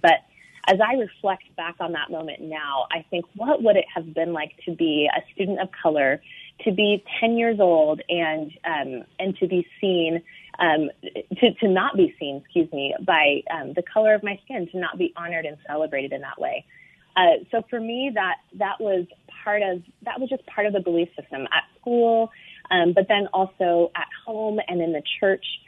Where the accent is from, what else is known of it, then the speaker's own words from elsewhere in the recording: Pacific Northwest, United States; also born or lived in Seattle, Washington; now in San Francisco Bay Area, United States; I grew up in the Pacific Northwest